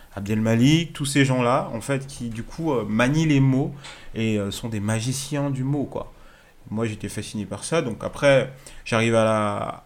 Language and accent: French; Strasbourg, Grand Est, France; moved away as an adult; now in Lyon, France; j'ai grandi à, Strasbourg